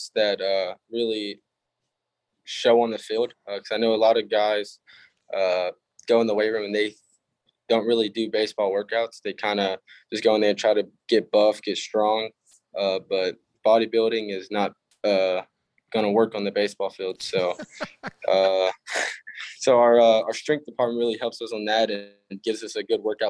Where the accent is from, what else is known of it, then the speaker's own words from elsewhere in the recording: Barbers Hill High School, Texas, United States; We are a 5A. So in Texas, it goes up to 6A